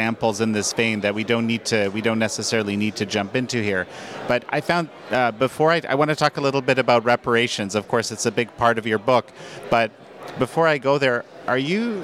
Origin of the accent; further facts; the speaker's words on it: Canada; as a Canadian